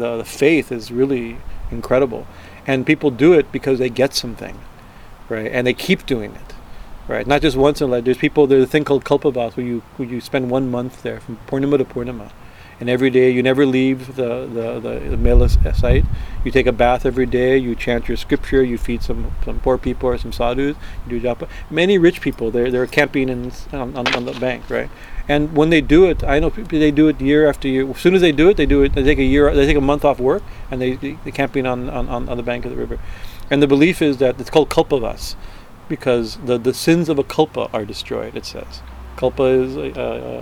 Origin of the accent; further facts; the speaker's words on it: Prayagraj, Uttar Pradesh, India; That's my guru's ashram, that's my hometown